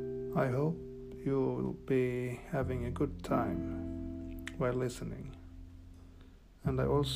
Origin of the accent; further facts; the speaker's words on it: Sweden; English is a second language; from Sweden, a dedicated English learner for several years.